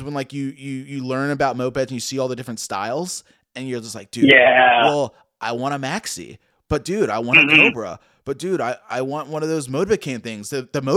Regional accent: Richmond, Virginia, United States; I'm from Richmond, Virginia, and my scene here

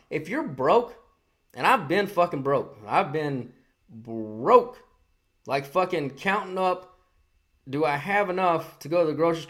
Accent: New York City, New York, United States; This is our city. This is how it is. This is how it, we're from the city. That's how it is. Born and raised in New York.

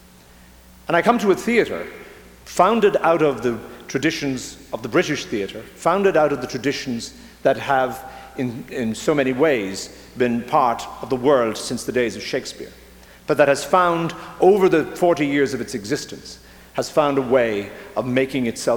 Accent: Ireland; moved away as an adult; now in Minnesota, United States; I come from Ireland, where theatre and politics have always been intertwined

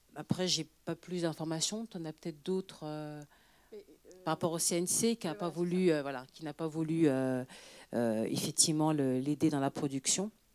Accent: France; also born or lived in Senegal (parents); je suis française

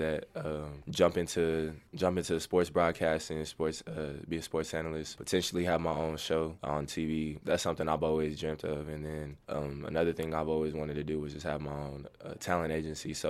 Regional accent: Oklahoma City, Oklahoma, United States; I'm from Oklahoma City, Oklahoma

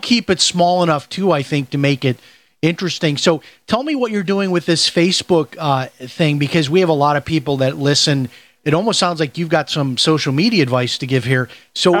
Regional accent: Chicago, Illinois, United States; Okay, so I'm from Chicago, and I grew up on the Southwest Side, just like you did, Steve.

